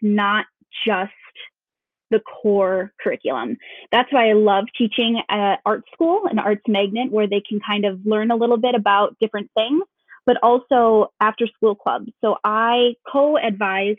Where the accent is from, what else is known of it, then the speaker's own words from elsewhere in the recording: Duluth, Minnesota, United States; now in Anoka, United States; I was born in Minneapolis, but we moved to Duluth when I was in fifth grade, and I lived there until I moved down here to teach with Anoka Hennepin 7 years ago. So definitely consider myself a Duluthian.